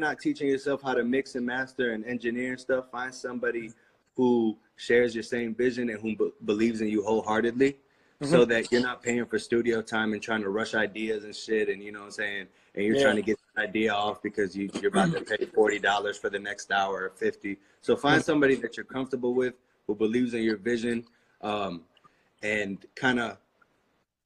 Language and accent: English; United States; I'm just as American as they are. You know, I was born here. 100%. I've never lived anywhere else.